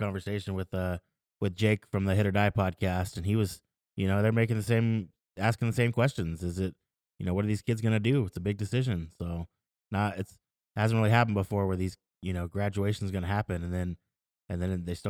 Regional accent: the Valley, California, United States; growing up in the Valley

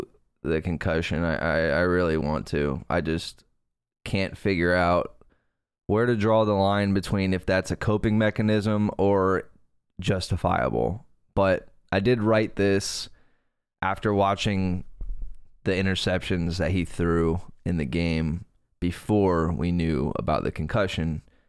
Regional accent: Fort Pierce, Florida, United States; I grew up in Fort Pierce next to a ranch for a hot minute, next to a dude who rode bulls and lost his teeth

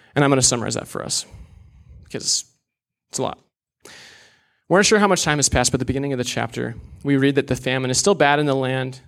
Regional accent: Des Moines, Iowa, United States; I was born and raised in Des Moines, Iowa

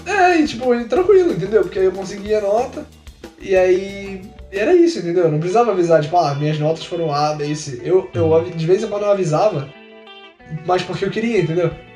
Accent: Nilópolis, Rio de Janeiro, Brazil; Nilópolis, grande cidade da Baixada Fluminense, pra quem não sabe, é a cidade de onde sou.

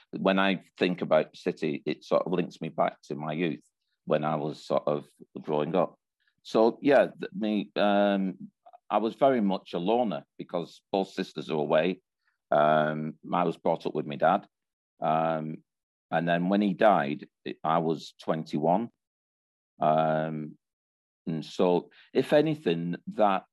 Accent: Bolton, North West England, United Kingdom; also born or lived in Birmingham; When we moved to Bolton, I was at seven

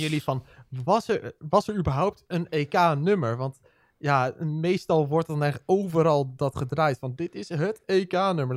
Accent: Netherlands; Wij Nederlanders

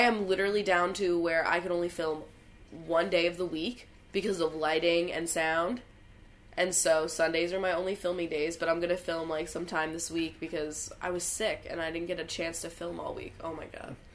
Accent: Bucks County, Pennsylvania, United States; Bucks County, which is where I'm from

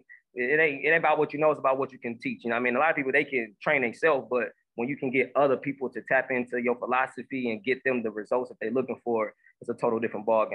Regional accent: Omaha, Nebraska, United States; now in Houston, United States; I'm from Omaha, Nebraska. Currently, I'm residing in Houston, Texas

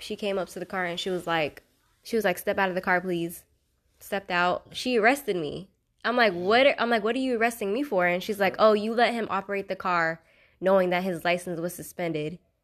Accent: Fort Pierce, Florida, United States; I'm from Fort Pierce, Florida. Um, I would say I grew up in the white part of Fort Pierce

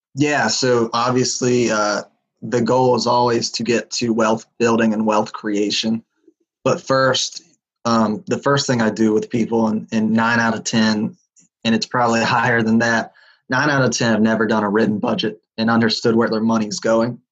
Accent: West Virginia, United States; I'm from West Virginia, which is a pretty poor state out uh, here on the East Coast

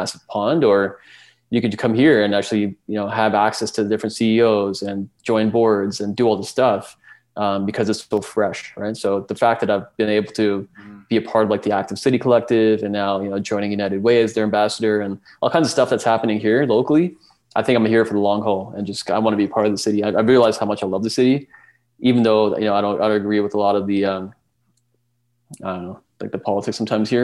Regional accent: Calgary, Alberta, Canada; being born and raised in Calgary

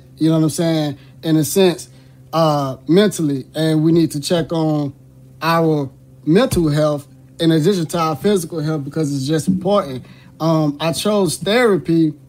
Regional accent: Miami, Florida, United States; born and raised in Miami, Florida.

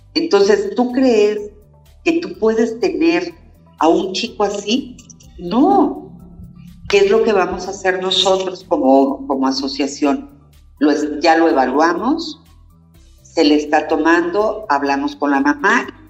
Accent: Cuautitlán, State of Mexico, Mexico; moved away; yo soy de aquí de Cuautitlán, me fui 33 años y ahora estoy regresando

